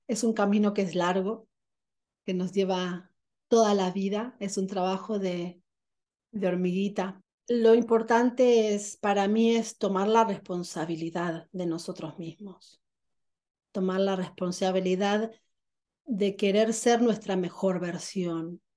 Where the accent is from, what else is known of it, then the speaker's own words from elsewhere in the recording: Argentina; nací en Argentina